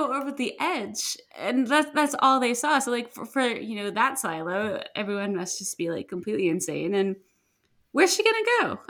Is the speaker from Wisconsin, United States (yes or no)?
no; Missouri, United States; now in Oregon, United States; I grew up in Missouri and my family did a lot of freshwater fishing, and we would always serve hush puppies with our fish. And I now live in Oregon, which is on the West Coast.